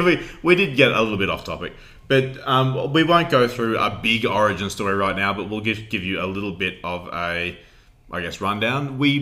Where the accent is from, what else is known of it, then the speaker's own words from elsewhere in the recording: Queensland, Australia; we are from a small town in Queensland, Australia.